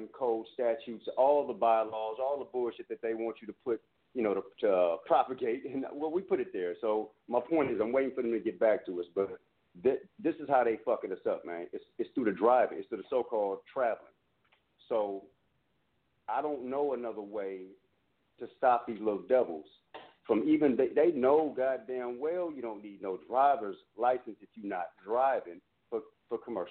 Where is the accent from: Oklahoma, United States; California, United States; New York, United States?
California, United States; Oakland; I'm from the Bay, out there in Oakland